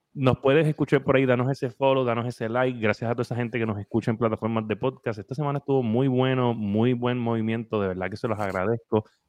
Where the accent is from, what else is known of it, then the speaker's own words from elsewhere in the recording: Puerto Rico; somos de Puerto Rico